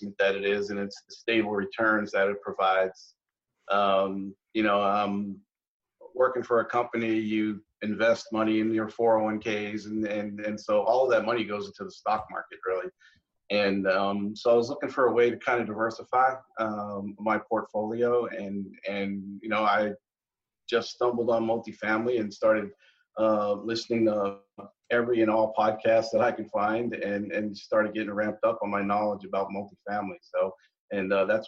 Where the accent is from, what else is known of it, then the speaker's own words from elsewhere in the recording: Long Island, New York, United States; moved away as an adult; also born or lived in Texas; now in Tampa, United States; I was born in New York and raised in New York area in Long Island